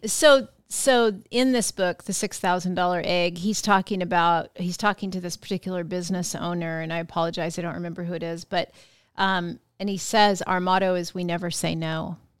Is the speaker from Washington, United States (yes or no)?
yes; Yakima Valley, Washington, United States; growing up in the Yakima Valley